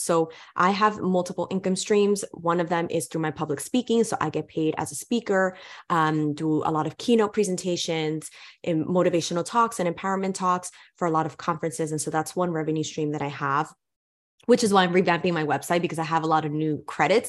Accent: New York City, New York, United States; growing up in New York City

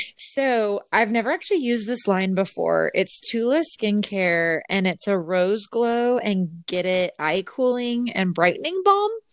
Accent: Utah, United States; now in Texas, United States; growing up in Utah, like dry climate

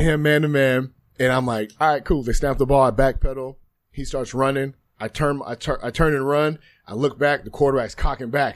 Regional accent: Spokane, Washington, United States; growing up, you know, in, in Washington State, I'm from Eastern Washington, Spokane to be exact

